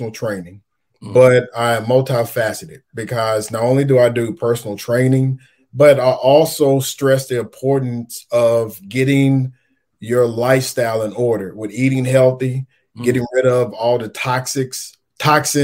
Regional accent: Henderson, Kentucky, United States; moved away; I'm born and raised in Henderson, Kentucky

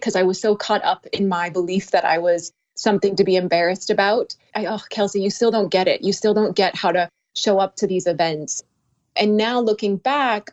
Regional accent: North Dakota, United States; I'm from North Dakota

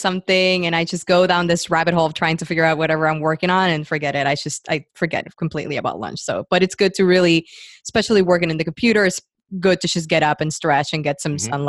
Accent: Puerto Rico; moved away as an adult; also born or lived in New York, New Jersey area; now in New York/New Jersey area, United States; I'm from Puerto Rico

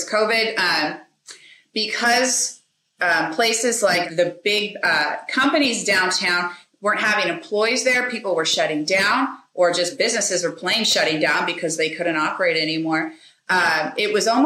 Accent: Minnesota, United States; moved away as an adult; I was from Minnesota

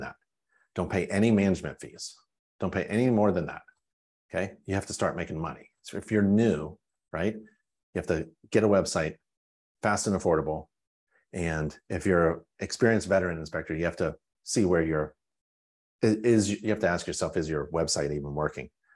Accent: Pittsburgh, Pennsylvania, United States; Pennsylvania. I grew up in Pittsburgh

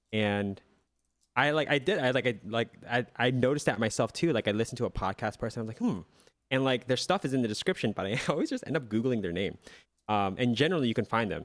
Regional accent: Lancaster, Pennsylvania, United States; my hometown, Lancaster, P

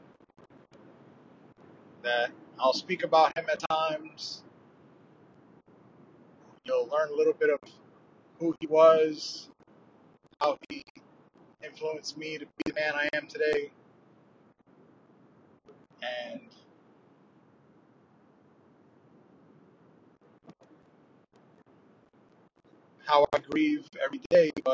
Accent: New York City, New York, United States; moved away as an adult; also born or lived in Brooklyn, New York City; now in South Carolina, United States; grew up in Harlem

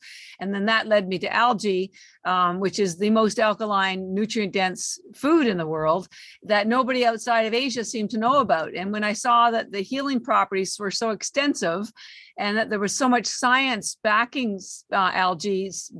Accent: Canada; moved away as an adult; now in Boston, United States; I live in Boston. I've been here 33 years, but I'm Canadian

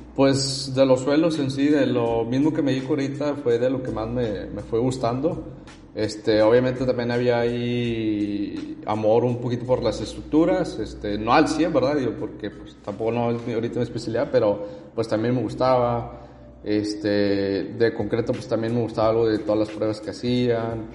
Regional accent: Monterrey, Nuevo León, Mexico; nací y vivo aquí en Monterrey

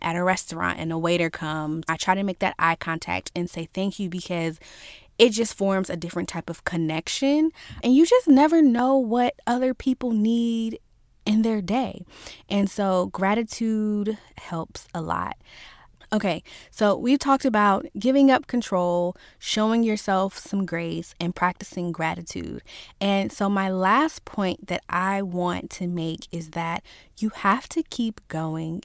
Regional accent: Virginia, United States; I'm from Virginia, and manners are kind of a thing here

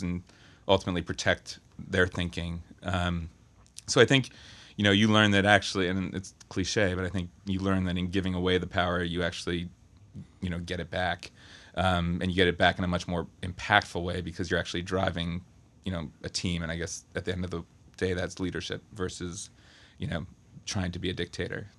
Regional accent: Berkeley, California, United States; I'm from, uh, Berkeley, California.

